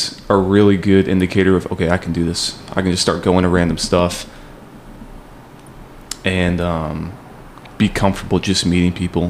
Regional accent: Las Vegas, Nevada, United States; also born or lived in Flagstaff, Arizona; even though I'm from Vegas

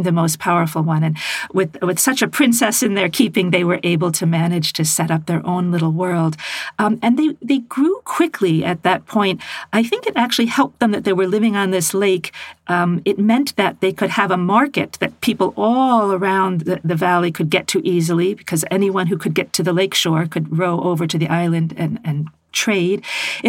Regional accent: United States; as an American woman

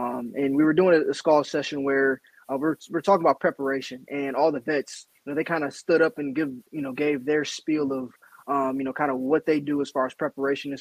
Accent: Ohio, United States; moved away as an adult; now in Chicago, United States; growing up in Ohio

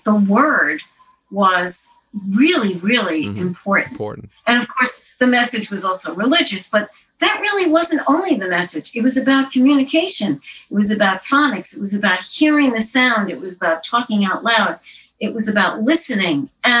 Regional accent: Queens, New York, United States; In Jamaica, I lived on 116th Drive, right near what was Baisley Park.

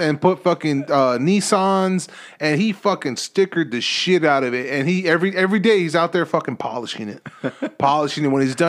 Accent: Los Angeles, California, United States; growing up in East LA, everybody had a Honda Civic.

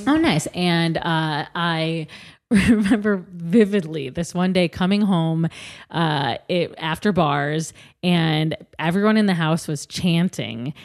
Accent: Midwest, United States; I'm also from the Midwest

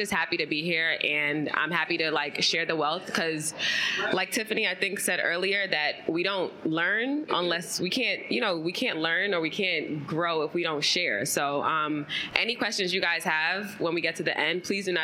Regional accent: New York City, New York, United States; I'm born and raised in Brooklyn, real Brooklyn, not new Brooklyn, old Brooklyn.

